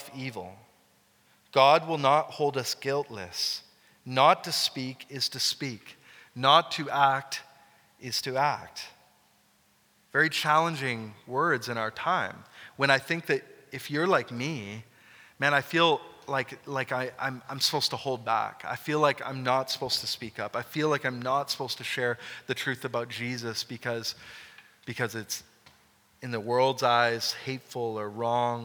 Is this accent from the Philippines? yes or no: no; Canada; as Canadian Christians, or Christian Canadians